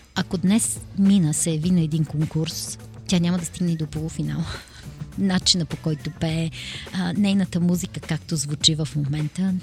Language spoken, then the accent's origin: Bulgarian; Bulgaria; ние сме горди, че сме българи